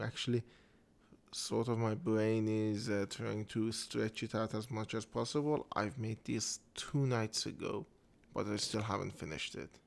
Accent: Iran; first language Persian; English is a second language; I am Iranian. I live in Iran. And uh, English is my second language

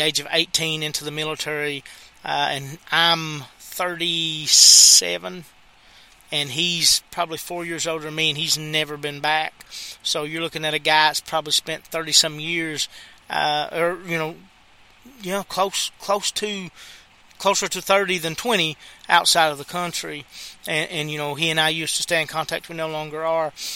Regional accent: United States; I'm American

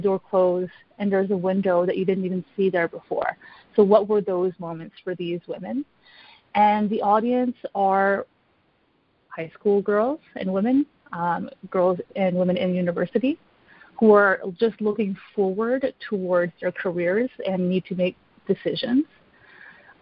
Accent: Canada; now in Ottawa, Canada; at my core, I am Canadian

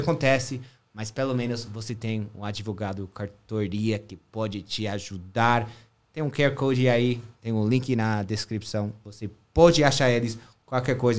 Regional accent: New York, United States; Portuguese is a second language; moved away; eu sou mais novo iorquino do que você, é. porque eu nasci lá

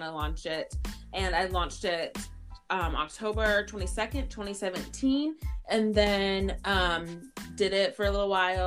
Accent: United States; also born or lived in Haiti; now in Minneapolis, United States; I've grown up in the church ever since I came to America from Haiti as a baby.

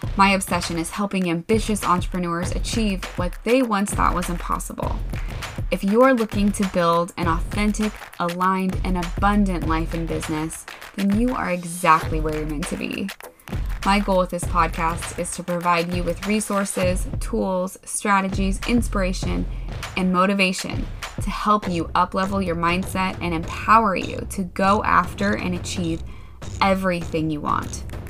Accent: Pacific Northwest, United States; I grew up in the Pacific Northwest

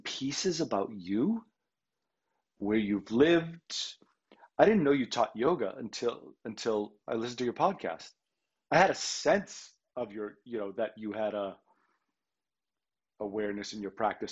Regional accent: Boston, Massachusetts, United States; I grew up in Boston

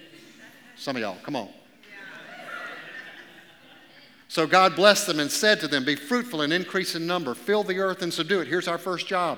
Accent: Augusta, Georgia, United States; I grew up in Augusta, Georgia, the South

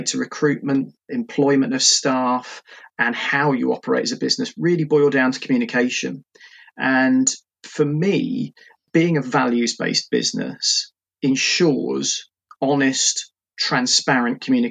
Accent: Portsmouth, South East England, United Kingdom; moved away as an adult; now in Reading, United Kingdom; I'm originally from Portsmouth

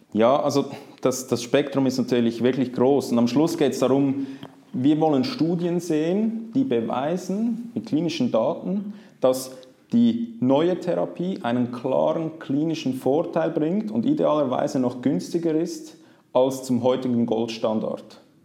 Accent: Zurich, Switzerland; aufgewachsen bin ich in Zürich

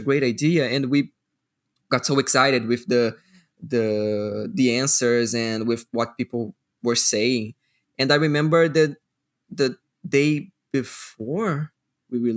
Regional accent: Rio de Janeiro, Brazil; English is a second language; I'm from Rio

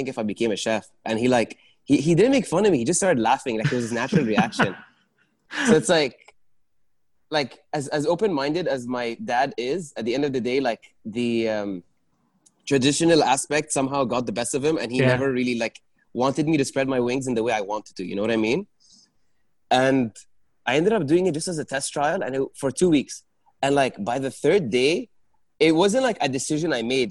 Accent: Dubai, United Arab Emirates; I grew up in Dubai.

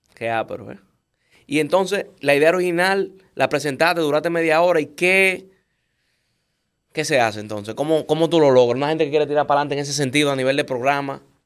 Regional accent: Dominican Republic; nosotros como dominicanos

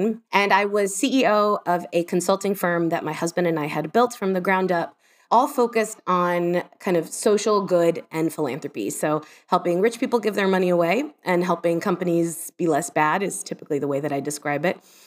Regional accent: Miami, Florida, United States; moved away as an adult; also born or lived in New York / London; now in Scotland, United Kingdom; I grew up in Miami

